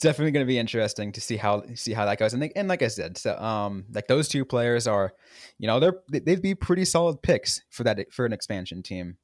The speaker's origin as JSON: {"language": "English", "town": "San Jose", "region": "California", "country": "United States", "tie": "born or raised there", "said": "I grew up in San Jose"}